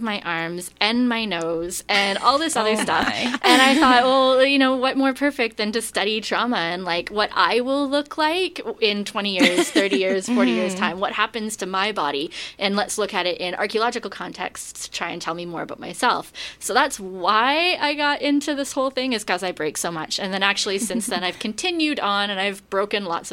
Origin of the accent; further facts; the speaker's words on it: British Columbia, Canada; also born or lived in Vienna; I'm from British Columbia originally